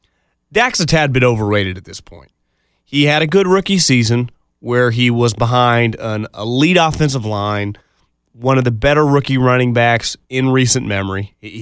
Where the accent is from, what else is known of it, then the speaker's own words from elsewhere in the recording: California, United States; I'm from the Bay Area. I scouted in the NFL for a little while.